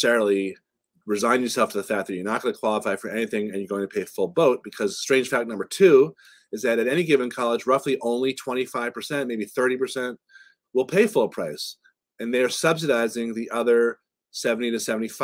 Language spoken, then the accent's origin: English; right outside of Boston, Massachusetts, United States; I grew up right outside of Boston